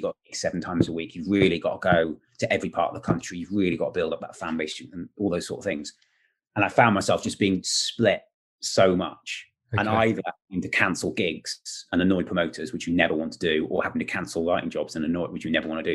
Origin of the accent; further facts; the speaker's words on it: Wales, United Kingdom; I'm Welsh